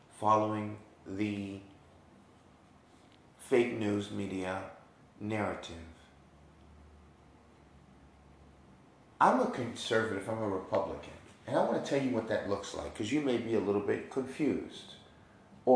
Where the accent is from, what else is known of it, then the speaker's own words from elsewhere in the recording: New York, United States; moved away; I'm from New York